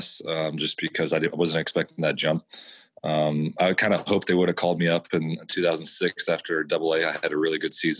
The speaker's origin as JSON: {"language": "English", "town": "Lincoln", "region": "Nebraska", "country": "United States", "tie": "born or raised there", "also_born_or_lived": "Kansas City", "moved": "yes", "said": "I grew up in Lincoln, Nebraska"}